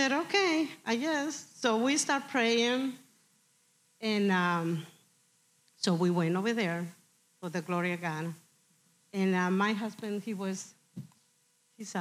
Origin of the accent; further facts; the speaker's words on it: Mexico; moved away; I'm from Mexico. I was really poor